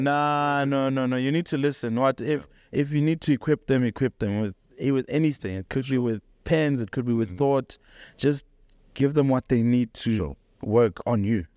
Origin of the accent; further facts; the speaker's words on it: Polokwane, Limpopo, South Africa; moved away as an adult; also born or lived in Johannesburg; I was born and raised in Polokwane